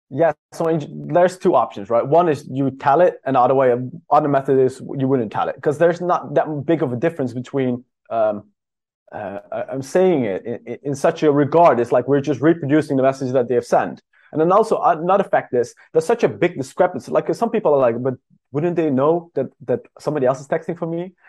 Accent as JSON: {"language": "English", "country": "Netherlands", "moved": "yes", "said": "I'm from the Netherlands originally"}